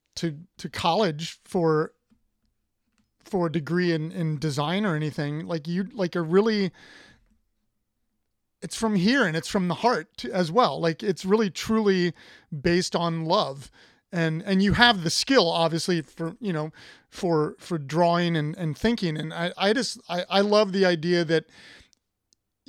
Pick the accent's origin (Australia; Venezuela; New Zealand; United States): United States; Columbus, Ohio; I'm from Ohio. I'm from Columbus.